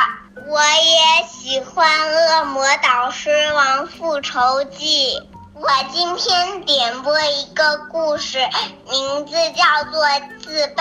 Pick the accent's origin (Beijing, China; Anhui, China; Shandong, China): Beijing, China; 今年四岁了，我来自北京。